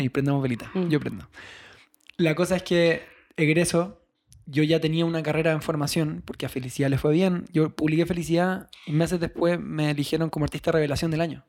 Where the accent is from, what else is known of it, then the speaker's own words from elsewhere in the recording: Chile; moved away as an adult; now in Mexico; siendo chileno